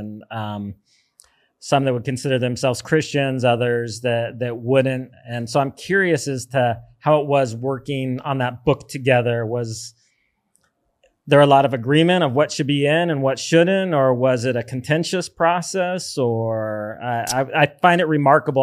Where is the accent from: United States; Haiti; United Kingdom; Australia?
United States; moved away as an adult; now in El Zonte, El Salvador; as an American